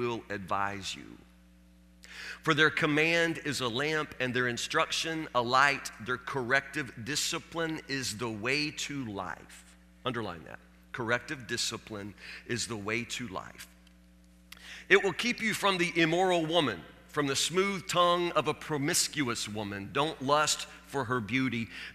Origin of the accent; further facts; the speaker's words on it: Warren County, Kentucky, United States; When I was a kid growing up in Warren County, Kentucky